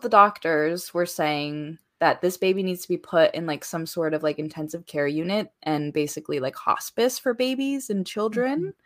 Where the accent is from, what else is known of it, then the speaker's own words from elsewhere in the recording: Hawaii, United States; I am Hawaiian